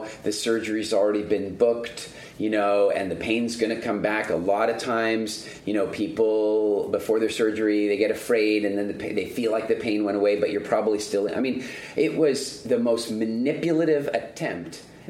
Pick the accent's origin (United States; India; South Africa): South Africa; I'm into conservation, and I'm originally from South Africa, so I had this, like, you know, deep-seated curiosity and interest in all things nature conservation.